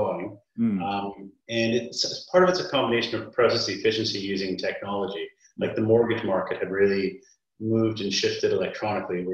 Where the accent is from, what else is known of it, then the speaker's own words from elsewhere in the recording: Canada; I'm Canadian by background